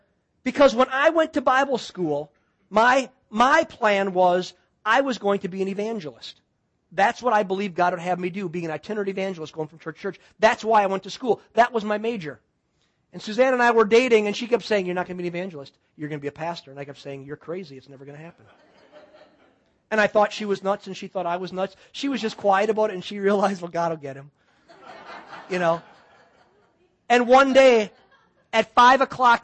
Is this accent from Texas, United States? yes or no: no; West Bend, Wisconsin, United States; where are you from, boy? And I said, Wisconsin.